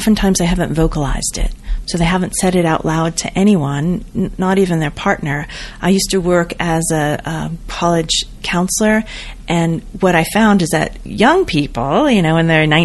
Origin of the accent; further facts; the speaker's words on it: Boulder, Colorado, United States; I'm from Boulder